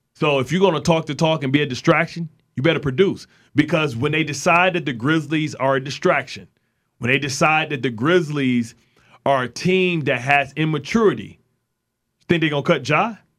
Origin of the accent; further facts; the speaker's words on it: Detroit, Michigan, United States; the Detroit Pistons team that I was a fan of growing up in Detroit